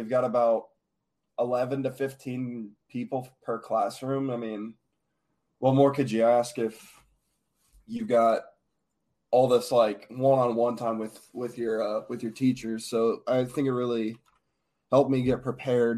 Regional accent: Noblesville, Indiana, United States; I'm from Noblesville, Indiana. I went to Noblesville High School for 3 years

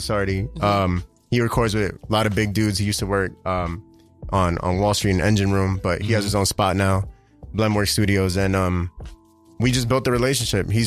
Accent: New York City, New York, United States; I grew up on 170 in Webster

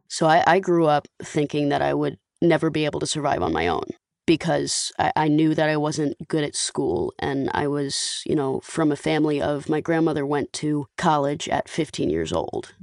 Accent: Atlanta, Georgia, United States; now in Los Angeles, United States; I grew up in the Atlanta Jewish community heavily

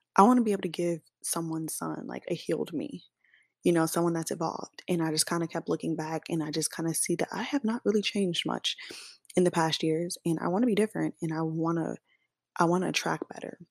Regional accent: Kansas City, Missouri, United States; moved away as an adult; now in Dallas, United States; I'm from Kansas City, Missouri, not Kansas, but I do live in Dallas, Texas now as of August of last year.

